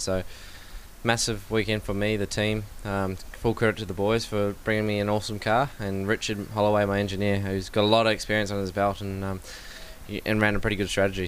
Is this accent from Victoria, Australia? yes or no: yes; Melbourne, Victoria, Australia; Melbourne will be right because it's my hometown